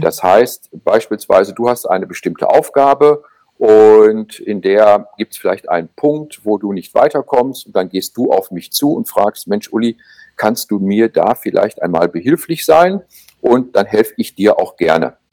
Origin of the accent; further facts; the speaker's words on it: Germany; bei uns in Deutschland